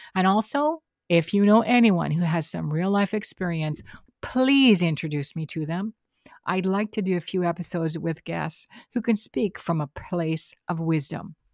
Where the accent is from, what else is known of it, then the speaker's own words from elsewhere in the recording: Canada; I am Canadian.